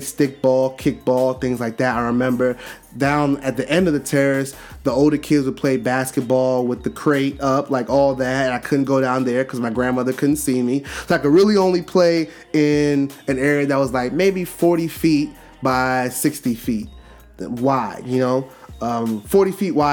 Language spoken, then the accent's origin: English; New York City, New York, United States; I grew up in Brooklyn, New York, right? Growing up in Brooklyn, New York, in the city, and you know, Flatbush area